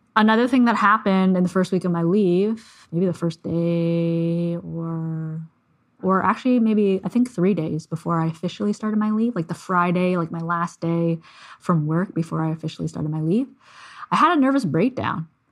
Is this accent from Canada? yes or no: yes; Canada; I'm Canadian